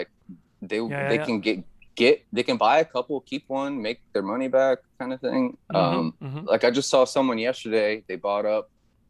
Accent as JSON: {"language": "English", "town": "Philadelphia", "region": "Pennsylvania", "country": "United States", "said": "So I'm from Philly, kind of. It's my home. I lived there longer than I lived anywhere in my life."}